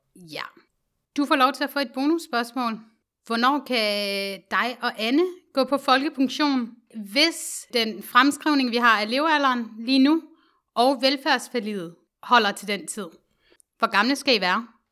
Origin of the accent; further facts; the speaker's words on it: Denmark; os som danskere i vores generation